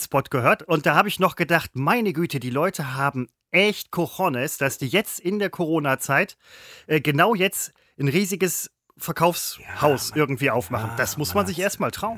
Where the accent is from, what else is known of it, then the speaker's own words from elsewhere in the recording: Essen, North Rhine-Westphalia, Germany; ich bin Essener